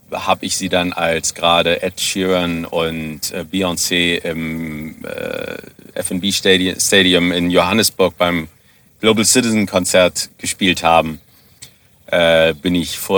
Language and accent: German; Germany; now in South Africa; wenn ich in meiner Heimatstadt in Deutschland äh, wohnen geblieben wäre